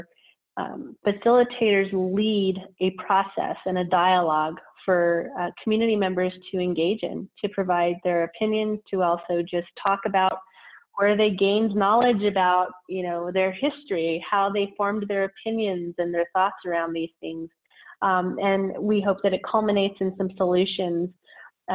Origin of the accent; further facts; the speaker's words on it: Albuquerque, New Mexico, United States; I was born and raised here in Albuquerque, New Mexico, in the South Valley, where I still reside today